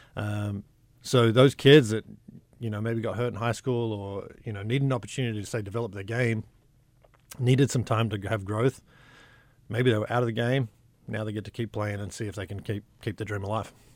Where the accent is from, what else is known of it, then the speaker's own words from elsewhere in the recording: Sydney, New South Wales, Australia; now in Hot Springs, United States; I grew up in Sydney, a small town piece of Sydney